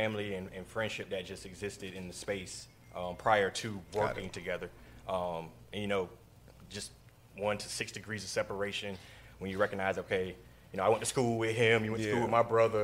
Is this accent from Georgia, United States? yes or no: no; Florida, United States; we're all from Florida